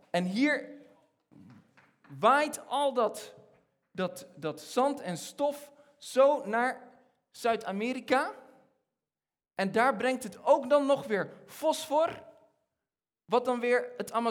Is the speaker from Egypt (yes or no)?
yes; Egypt; moved away as an adult; now in Netherlands; ik ben, ik ben opgegroeid in Egypte. Eh, ik, van, mijn, van mijn zevende tot mijn achttiende heb ik in Egypte gewoond.